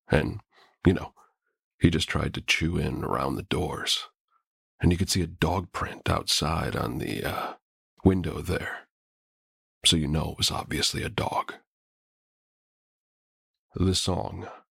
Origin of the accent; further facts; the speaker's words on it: Detroit, Michigan, United States; I'm from Detroit.